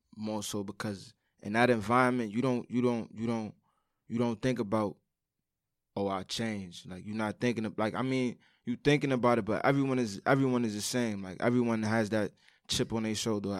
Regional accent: New York City, New York, United States; I'm from Brooklyn, of course

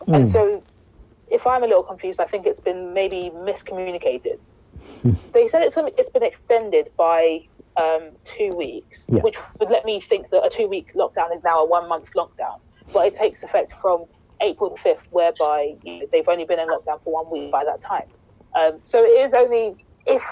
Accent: Ghana; now in London, United Kingdom; Being a Ghanaian sitting in London

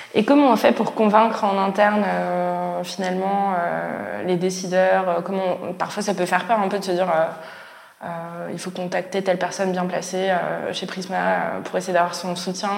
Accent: Strasbourg, Grand Est, France; je viens de Strasbourg

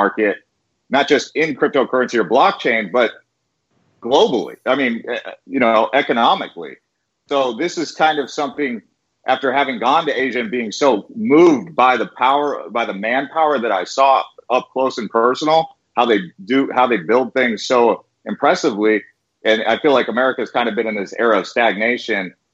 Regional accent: United States; being an American

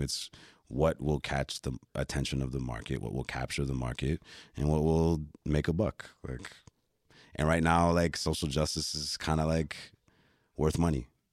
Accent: Toronto, Ontario, Canada; also born or lived in Flemingdon Park, Toronto; born in Flemington Park, but I came of age in the Esplanade, downtown Toronto

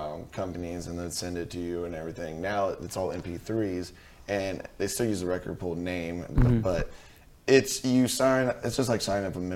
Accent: California, United States; I grew up in California

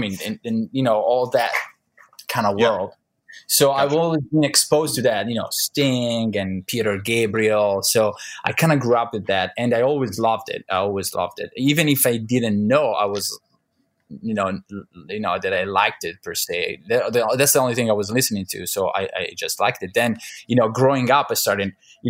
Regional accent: Milan, Lombardy, Italy; moved away as an adult; now in United States; I'm from Milan, Italy, and that is where I grew up till I was about 25

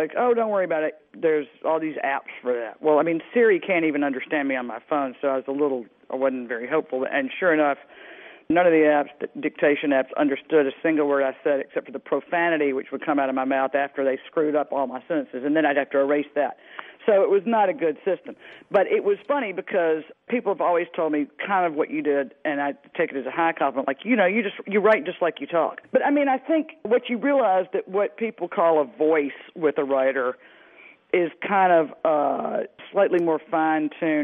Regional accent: Mississippi Delta, United States; moved away; I grew up in the Mississippi Delta

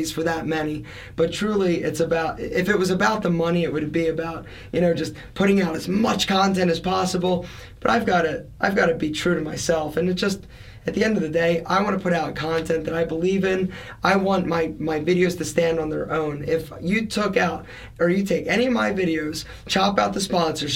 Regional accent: Philadelphia, Pennsylvania, United States; I'm an Italian from Philadelphia

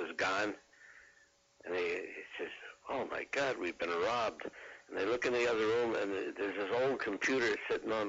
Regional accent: New Jersey, United States; moved away; My father's name was Charlie, and we were from New Jersey

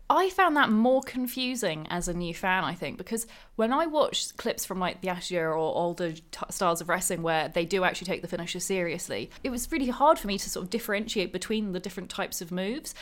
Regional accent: Thriplow, East of England, United Kingdom; I grew up in, just outside Cambridge in the U K, in a little town, well, I guess a little village called Triplo.

